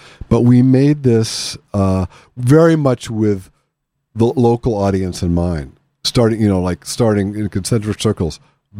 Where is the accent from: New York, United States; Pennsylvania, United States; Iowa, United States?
Pennsylvania, United States; I come from Western Pennsylvania, from Appalachia